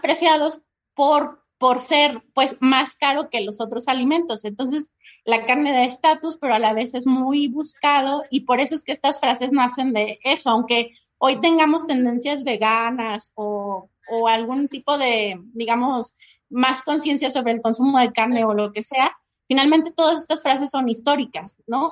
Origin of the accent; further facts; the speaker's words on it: Mexico; para nosotros como mexicanos